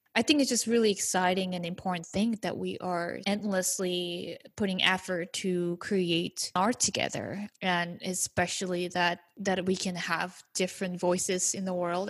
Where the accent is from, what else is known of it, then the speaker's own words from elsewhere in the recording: South Korea; moved away; growing up in South Korea